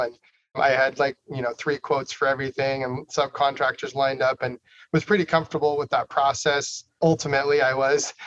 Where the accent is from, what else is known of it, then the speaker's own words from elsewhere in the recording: Idaho, United States; I was born and raised in Idaho